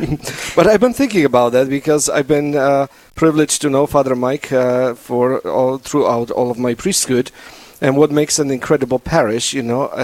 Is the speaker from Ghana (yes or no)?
no; Poland; accent: Polish; moved away as an adult; also born or lived in South Dakota, United States; now in Rapid City, United States; with my beautiful Polish accent, I'm Polish